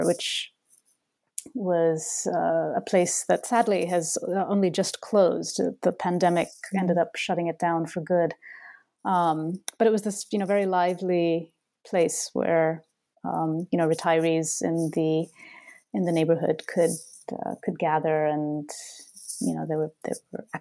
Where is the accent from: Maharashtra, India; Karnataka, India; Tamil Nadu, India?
Karnataka, India; Bangalore; moved away as an adult; now in Boston, United States; Bangalore, my hometown.